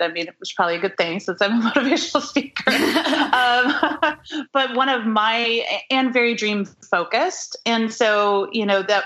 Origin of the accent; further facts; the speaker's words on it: Oregon, United States; I grew up in Oregon